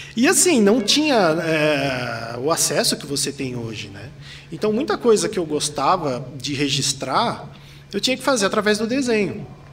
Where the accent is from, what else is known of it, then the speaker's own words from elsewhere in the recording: Mogi das Cruzes, São Paulo, Brazil; accent: paulista; also born or lived in São Caetano do Sul; now in São Paulo, Brazil; sou nascido em São Caetano do Sul, fui, cresci a minha infância inteira em Mogi das Cruzes